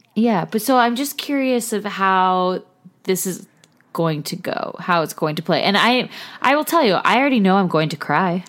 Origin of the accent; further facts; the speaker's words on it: California, United States; also born or lived in Los Angeles; we're from California